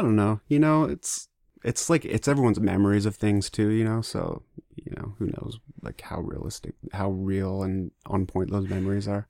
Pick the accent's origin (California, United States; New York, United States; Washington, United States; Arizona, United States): Washington, United States; Kent; also born or lived in Provo, Utah / Ohio / Michigan; I grew up in Kent